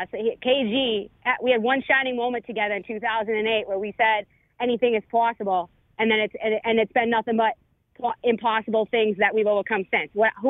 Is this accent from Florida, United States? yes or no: no; Boston, Massachusetts, United States; I'm just a Bostonian